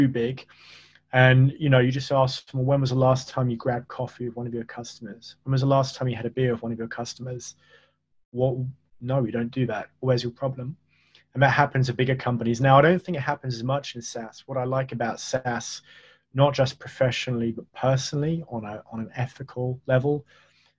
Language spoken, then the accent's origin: English; United Kingdom; I'm British